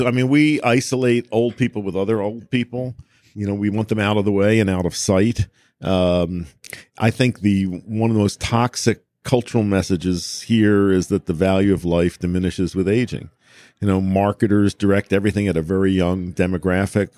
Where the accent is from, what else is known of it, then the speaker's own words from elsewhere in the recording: United States; an American